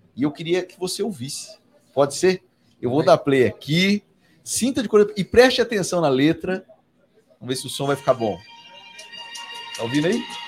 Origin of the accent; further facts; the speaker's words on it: Assis, São Paulo, Brazil; also born or lived in Carapicuíba; eu tive a sorte de crescer num balcão, né? Eu, como eu disse aqui, o meu berço era saco de feijão e de arroz na merceariazinha da minha mãe, no interior de São Paulo, lá em Assis. Sou de Carapicuíba